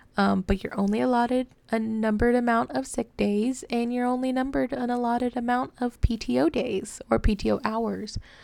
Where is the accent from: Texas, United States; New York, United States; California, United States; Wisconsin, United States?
Texas, United States; DFW area; I have never felt at home here in Texas. Um, I just, I don't know. I've lived here basically my whole life